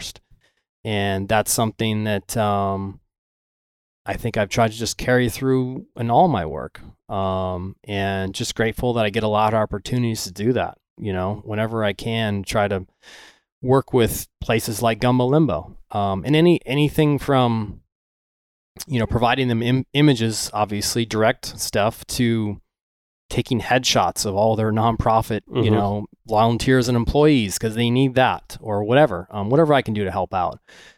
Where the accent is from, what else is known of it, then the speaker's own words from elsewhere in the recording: Venice, Florida, United States; I grew up in Venice, right? Okay. About an hour north of where the hurricane just hit.